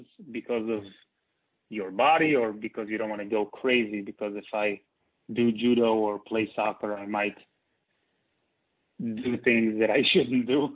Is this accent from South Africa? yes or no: no; Israel; also born or lived in New York; So I grew up in Israel.